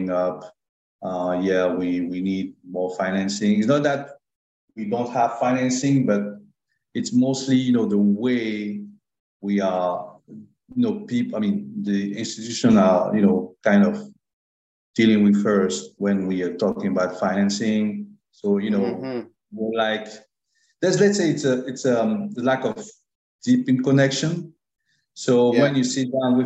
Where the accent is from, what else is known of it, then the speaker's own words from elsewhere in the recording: Abidjan, Côte d’Ivoire; moved away as an adult; also born or lived in France / Toronto, Canada; now in Montreal, Canada; Côte d'Ivoire from my home country